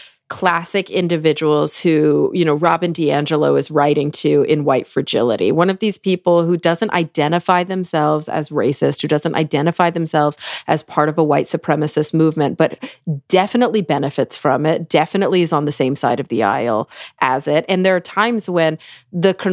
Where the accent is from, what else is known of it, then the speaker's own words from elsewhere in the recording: Texas, United States; now in Los Angeles, United States; I'm born and raised in Texas and my parents still live in Texas